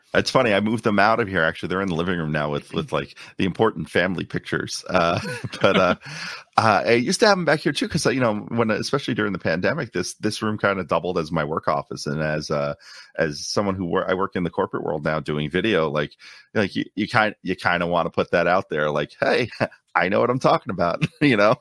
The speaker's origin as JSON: {"language": "English", "town": "New York City", "region": "New York", "country": "United States", "tie": "born or raised there", "also_born_or_lived": "Long Island, New York", "moved": "as an adult", "lives_now": "Orlando, United States", "said": "a native of Queens, uh, so a Queens native, I grew up in New York."}